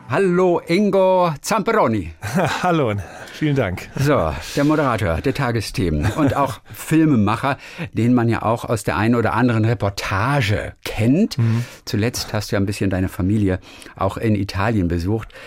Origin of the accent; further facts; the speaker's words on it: Lübeck, Schleswig-Holstein, Germany; Ich bin äh, Norddeutscher, ich komme auch aus der Ecke, so Lübeck